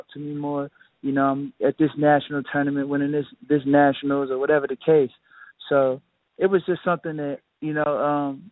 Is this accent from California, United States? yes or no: no; Inkster, Michigan, United States; Really a small town right outside of Detroit. It's really considered part of Detroit, but it's called Inkster, Michigan.